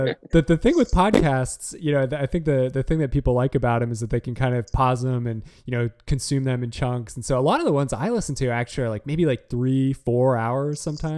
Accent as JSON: {"language": "English", "region": "Utah", "country": "United States", "said": "I'm from Utah as well."}